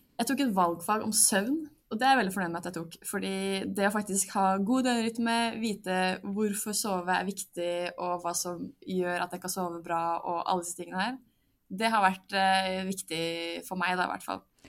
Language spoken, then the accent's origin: Norwegian; Drammen, Buskerud, Norway; moved away as an adult; now in Bergen, Norway; jeg er fra Drammen, er 23 år og studerer sivilingeniør i energi ved Universitetet i Bergen